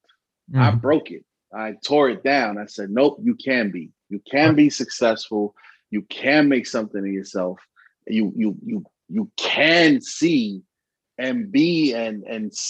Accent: Allentown, Pennsylvania, United States; also born or lived in Bronx, New York; I was born in the Bronx, but if people tell me who made me, it was Allentown

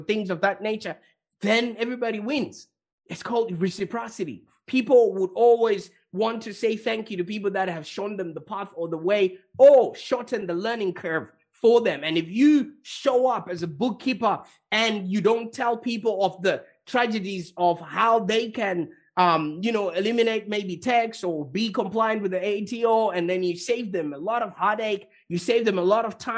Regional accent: Zimbabwe; now in Australia; I was born in Zimbabwe.

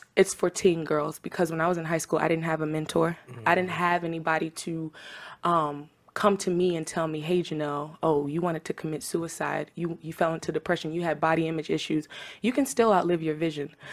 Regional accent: Tampa, Florida, United States; also born or lived in Trinidad and Tobago; I'm from Tampa, Florida, by way of Trinidad and Tobago, so I represent the Caribbean islands.

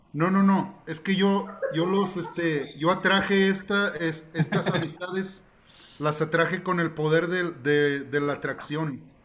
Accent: Mexico; soy puro mexicano, nacido en este suelo

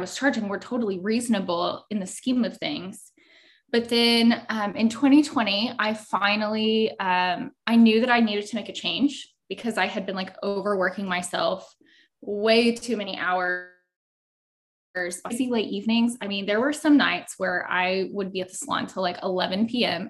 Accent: Lindale, Texas, United States; also born or lived in Dallas, Texas; I'm from a small town called Lindell, Texas. So it's deep East Texas

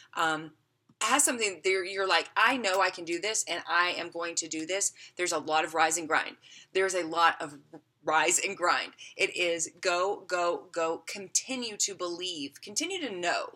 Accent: the South, United States; moved away; also born or lived in Las Vegas; I grew up in the South

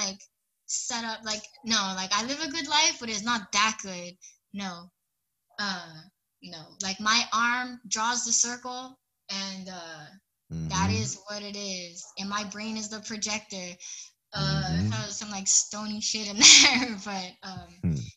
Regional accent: Hawaii, United States; I'm from Hawaii

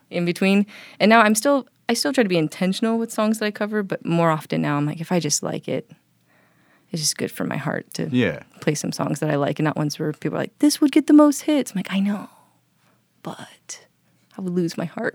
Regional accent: Hawaii, United States; moved away; I grew up back home in Hawaii

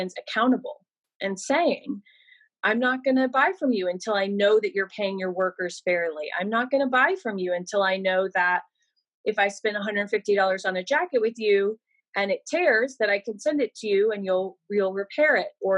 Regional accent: Georgia, United States; also born or lived in New York; now in Los Angeles, United States; I live in Los Angeles. I consider myself a New Yorker because I lived there for 10 years, but I'm from Georgia

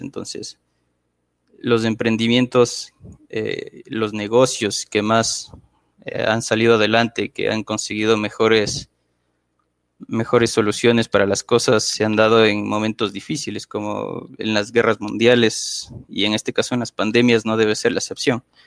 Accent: Quito, Pichincha, Ecuador; soy originario de la ciudad de Quito, Ecuador

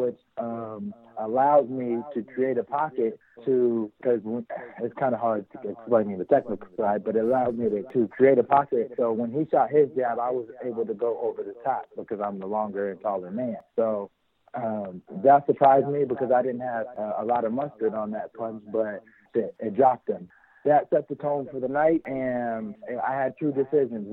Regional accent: Las Vegas, Nevada, United States; I'm from Las Vegas, the native of Las Vegas

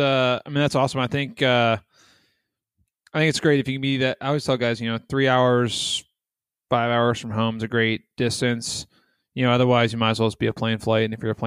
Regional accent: Northern Virginia, United States; and I'm from Northern Virginia.

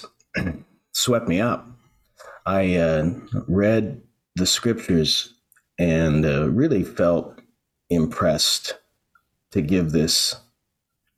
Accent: Vancouver Island, British Columbia, Canada; moved away as an adult; also born or lived in Alberta / Edmonton; I grew up on Vancouver Island in a small town in a just Vancouver Island's in British Columbia in Canada

